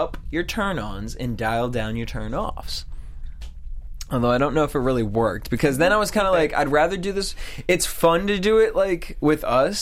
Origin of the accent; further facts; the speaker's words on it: East Coast, United States; now in Los Angeles, United States; I grew up on the East Coast and like in the boondocks